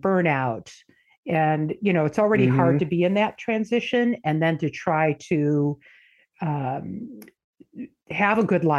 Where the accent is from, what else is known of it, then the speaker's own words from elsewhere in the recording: Michigan, United States; moved away; I am originally from Michigan. Moved out here in the 90s